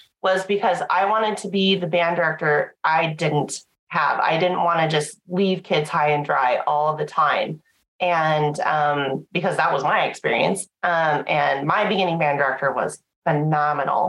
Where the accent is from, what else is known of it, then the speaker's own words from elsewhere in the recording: Montana, United States; now in North Dakota, United States; I'm originally from Montana. I'm a 406 girl through and through. I grew up on a ranch.